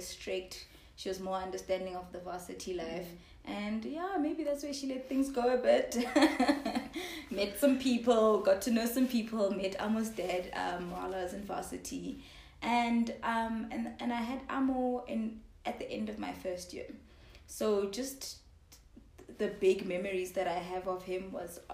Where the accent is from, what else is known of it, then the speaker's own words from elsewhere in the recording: Johannesburg, Gauteng, South Africa; also born or lived in Zimbabwe / Lesotho / Kenya; I grew up in Joburg predominantly. But my dad worked all over Africa. So 2 years of my life I spent in Zimbabwe